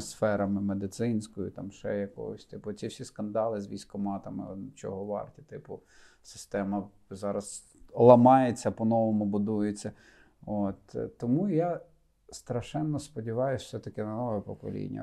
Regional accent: Rivne Oblast, Ukraine; moved away as an adult; also born or lived in Lutsk; now in Kyiv, Ukraine; я родом з Рівненщини, дружина з Волині

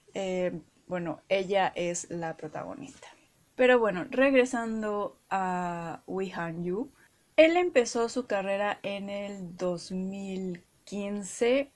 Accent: Mexico; acá en México de que cada región pues tenemos nuestro acento y nuestra particular forma de hablar

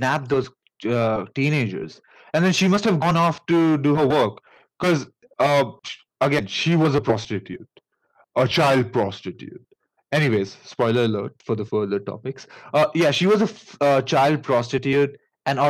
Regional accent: India; accent: Indian; pardon my Indian accent

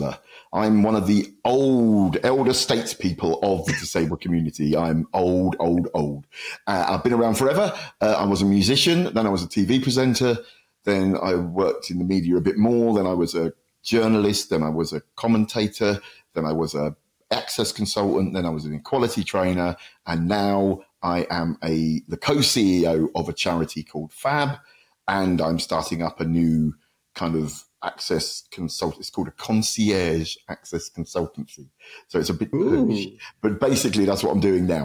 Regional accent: Luton, East of England, United Kingdom; my hometown of Luton

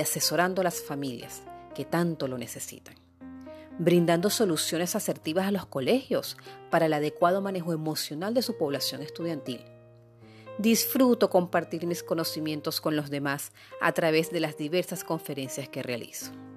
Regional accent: Puerto La Cruz, Anzoátegui, Venezuela; also born or lived in Guayana, Venezuela / Caracas, Venezuela; now in Lechería, Venezuela; venezolana, guayanesa de nacimiento, puertocruzana de crianza, caraqueña de formación y amante de toda mi tierra bonita

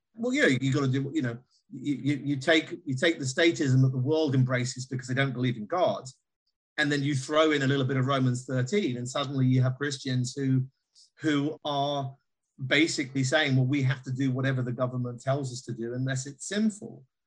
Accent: United Kingdom; as a Brit

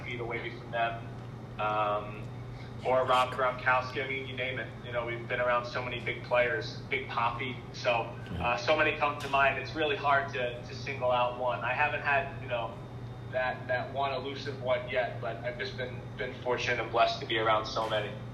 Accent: Philadelphia, Pennsylvania, United States; moved away as an adult; also born or lived in Wisconsin / Rhode Island; I'm from Philadelphia

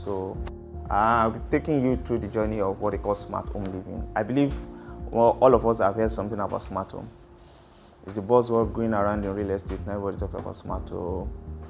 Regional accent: Edo, Nigeria; I'm from Edo.

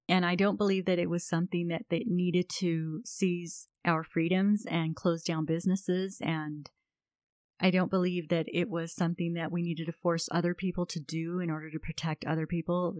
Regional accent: United States; I'm an American

